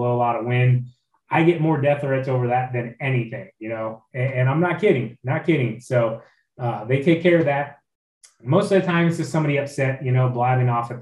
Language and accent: English; Ohio, United States; I'm from Ohio